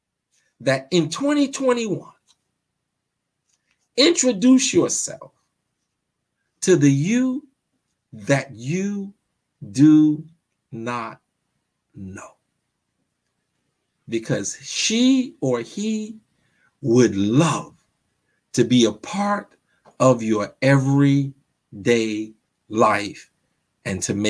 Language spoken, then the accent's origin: English; New York, United States; I'm from Brooklyn. We don't have fireplaces in Brooklyn